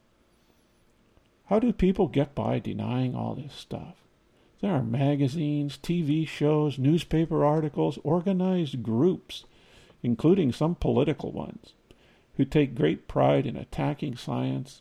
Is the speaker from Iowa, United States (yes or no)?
yes; Iowa, United States; Growing up in Iowa